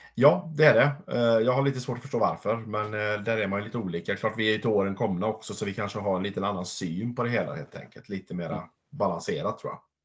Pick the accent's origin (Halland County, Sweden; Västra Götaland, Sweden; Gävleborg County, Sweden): Västra Götaland, Sweden; Larv; min födelseort Larv utanför Vara